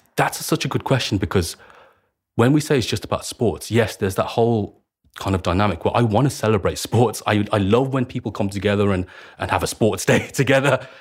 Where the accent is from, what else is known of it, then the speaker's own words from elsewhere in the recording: Birmingham, West Midlands, United Kingdom; I was raised in Handsworth